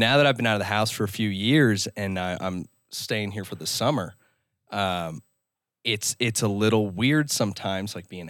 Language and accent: English; Denver, Colorado, United States; now in Austin, United States; And, you know, I go to school in Austin, Texas. I'm from Denver, so I'm going a few states away.